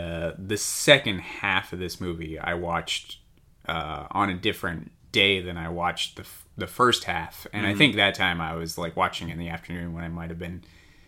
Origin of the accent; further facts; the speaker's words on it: Long Beach, California, United States; We're from Long Beach, California.